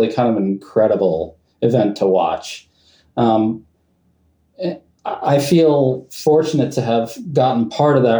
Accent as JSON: {"language": "English", "town": "New York City", "region": "New York", "country": "United States", "tie": "born or raised there", "said": "I grew up on the west side of Manhattan"}